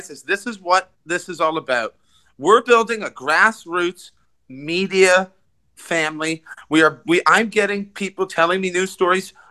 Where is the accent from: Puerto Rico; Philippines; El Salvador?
Puerto Rico; They didn't know that that exists. I'm from